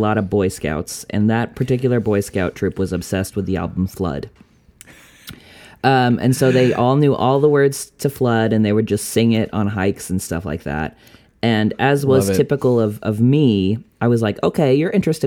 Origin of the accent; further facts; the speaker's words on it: outside of Boston, Massachusetts, United States; I grew up outside of Boston